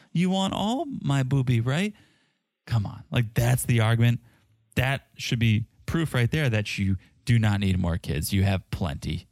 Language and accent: English; South Africa; accent: South African